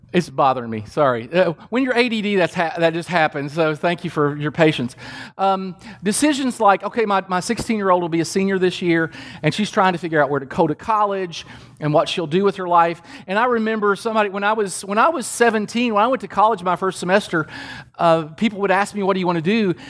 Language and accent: English; Kentucky, United States; I grew up in Kentucky